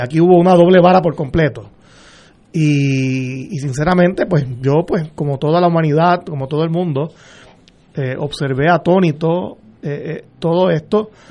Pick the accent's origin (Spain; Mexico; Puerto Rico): Puerto Rico; como todo puertorriqueño